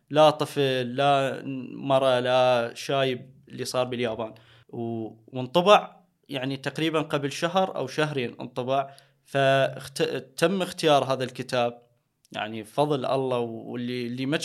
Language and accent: Arabic; Haditha, Al Anbar, Iraq; مدينتي بحديثه اكو تجمع